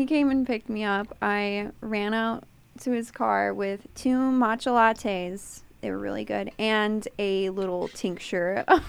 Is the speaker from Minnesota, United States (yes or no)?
no; Twin Falls, Idaho, United States; moved away as an adult; now in Eugene, United States; I'm originally from Twin Falls, Idaho, and I moved here about 3 years ago.